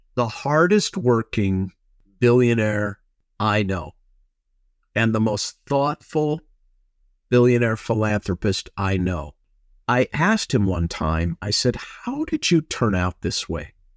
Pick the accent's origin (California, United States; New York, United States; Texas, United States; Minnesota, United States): Minnesota, United States; now in Los Angeles, United States; I grew up in Minnesota